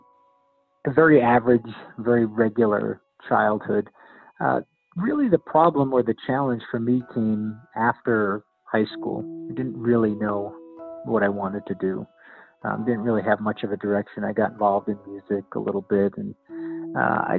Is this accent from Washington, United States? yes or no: no; northern New Jersey, United States; moved away as an adult; now in Albuquerque, United States; I've been in Albuquerque for the past 23 years, but was born and raised on the East Coast in northern New Jersey, in the land of the Sopranos